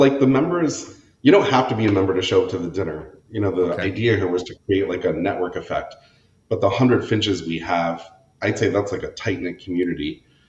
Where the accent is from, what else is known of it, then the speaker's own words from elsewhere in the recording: New Hampshire, United States; also born or lived in Connecticut / Pennsylvania; We grew up in New Hampshire for... I was there for 8 years, then Pennsylvania for a couple, and then, Connecticut for 8 years, Pennsylvania for a couple, and then New Hampshire for my formative years.